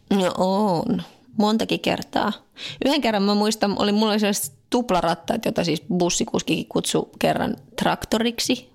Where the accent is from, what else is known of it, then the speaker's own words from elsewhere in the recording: Finland; now in France; mä oon Suomesta